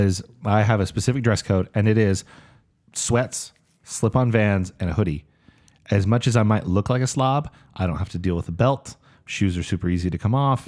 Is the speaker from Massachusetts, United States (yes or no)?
no; West Valley City, Utah, United States; I'm, I'm from West Valley. It's magna adjacent